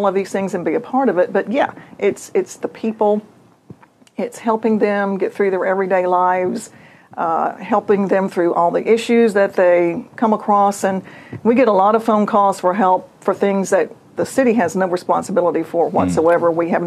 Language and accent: English; Fort Walton Beach, Florida, United States; moved away as an adult; now in Mobile, United States; I grew up in Fort Walton Beach, panhandle of Florida